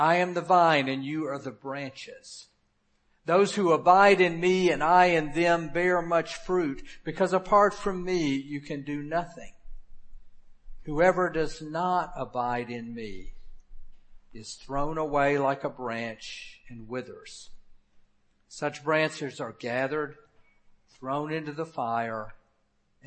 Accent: Memphis, Tennessee, United States; moved away; I served a 15-month internship in my hometown of Memphis

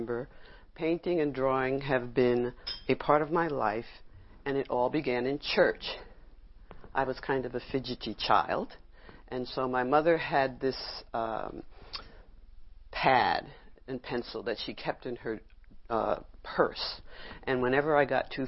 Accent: New York City, New York, United States; I grew up in Brooklyn

